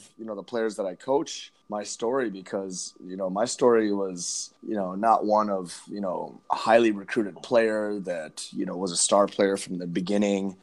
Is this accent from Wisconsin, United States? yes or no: yes; Madison, Wisconsin, United States; also born or lived in India / Berkeley, California / Los Angeles, California / Tibet (ancestry); I spent most of my youth in Madison, Wisconsin playing soccer